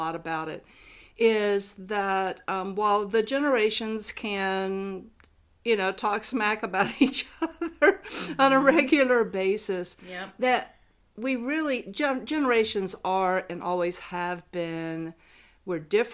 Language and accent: English; Columbia, South Carolina, United States; also born or lived in Chicago; I'm from Columbia, South Carolina